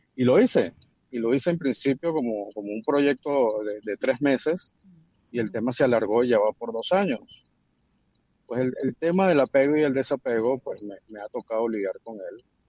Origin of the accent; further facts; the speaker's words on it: Venezuela; somos nosotros los venezolanos